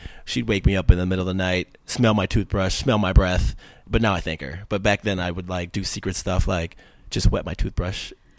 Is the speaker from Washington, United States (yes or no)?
no; Cleveland, Ohio, United States; moved away; I'm originally from Cleveland, Ohio.